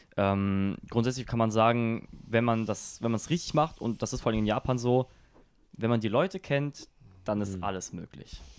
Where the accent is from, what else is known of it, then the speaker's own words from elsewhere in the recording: Germany; first language German; das ist immer noch meine Heimat wird es auch immer bleiben